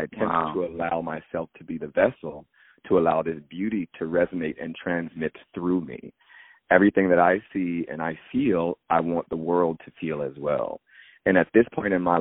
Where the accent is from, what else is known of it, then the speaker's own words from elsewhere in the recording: Springfield, Virginia, United States; I grew up in Northern Virginia, right outside of Washington, D.C., Springfield, Fairfax County